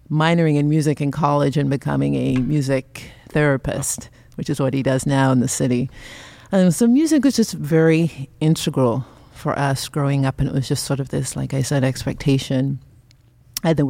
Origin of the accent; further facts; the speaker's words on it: Long Island, New York, United States; moved away as an adult; now in Sonoma County, United States; the home that we grew up in Long Island.